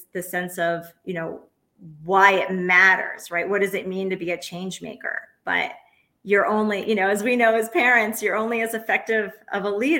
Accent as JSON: {"language": "English", "town": "New York City", "region": "New York", "country": "United States", "also_born_or_lived": "Oaxaca, Mexico", "said": "I'm from New York City."}